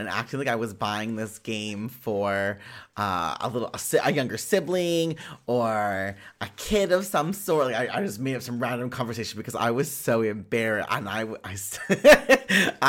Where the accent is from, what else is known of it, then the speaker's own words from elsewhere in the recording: Winnipeg, Manitoba, Canada; I'm from Winnipeg, Manitoba.